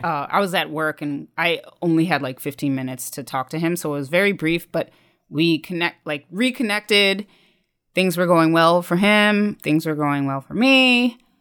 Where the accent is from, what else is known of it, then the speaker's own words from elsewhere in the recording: Dayton, Ohio, United States; now in New York, United States; stationed in the Air Force Base near my hometown in Dayton, Ohio